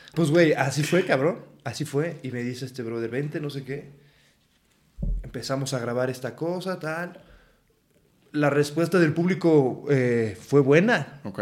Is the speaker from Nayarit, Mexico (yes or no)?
no; Aguascalientes, Mexico; moved away as an adult; also born or lived in Morelia, Michoacán; now in Mexico City, Mexico; mi acta de nacimiento dice lo contrario, pero vaya, yo crecí en Aguascalientes